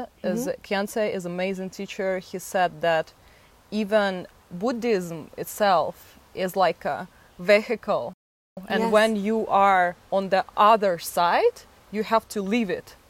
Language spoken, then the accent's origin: English; Moscow, Russia; moved away; I'm from Moscow, Russia, and my childhood was something what actually made me think that I want more.